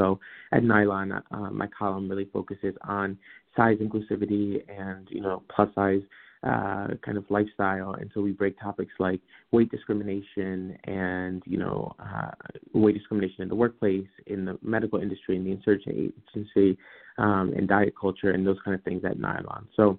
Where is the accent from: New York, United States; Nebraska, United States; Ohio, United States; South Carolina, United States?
New York, United States; Albany; You know, I grew up in Albany for the first 21 years of my life.